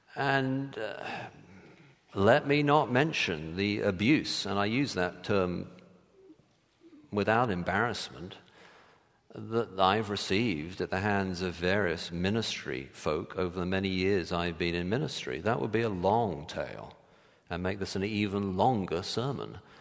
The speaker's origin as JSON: {"language": "English", "region": "England", "country": "United Kingdom", "moved": "yes", "lives_now": "United States", "said": "I'm English"}